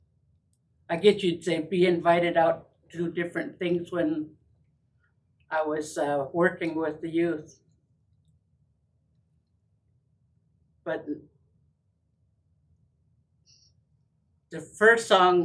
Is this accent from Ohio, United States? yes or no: no; Muckleshoot, Washington, United States; also born or lived in Tucson, Arizona; I'm from Muckleshoot